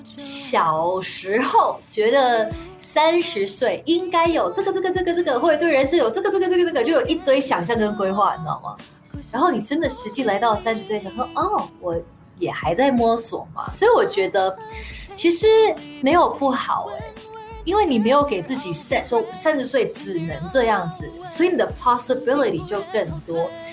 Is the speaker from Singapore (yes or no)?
yes; Singapore; moved away; 我在新加坡长大的时候，其实我唱很多R and B